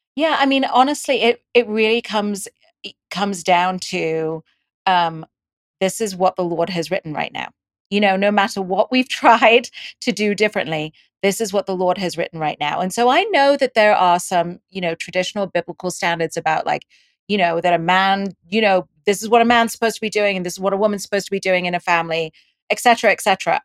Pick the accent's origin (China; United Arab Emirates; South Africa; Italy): United Arab Emirates; Dubai; moved away; also born or lived in India; I was born in India and I grew up in Dubai and I went to an English school, which is why I have this accent